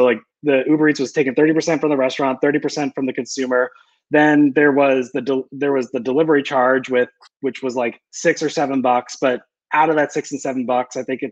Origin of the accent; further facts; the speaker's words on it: Connecticut, United States; moved away as an adult; now in Nashville, United States; born and raised in Connecticut